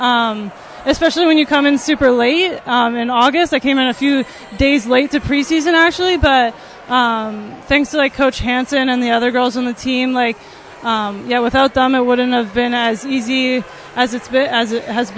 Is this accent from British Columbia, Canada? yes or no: yes; Langley, British Columbia, Canada; moved away as an adult; also born or lived in New Jersey; now in Sioux Center, United States; I am from Langley, British Columbia, Canada. I went to Langley Christian High